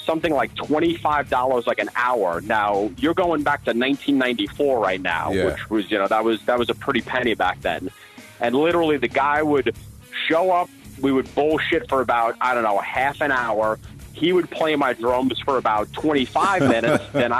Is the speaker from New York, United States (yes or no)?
yes; Massapequa Park, New York, United States; I grew up on the tough streets of Massapequa Park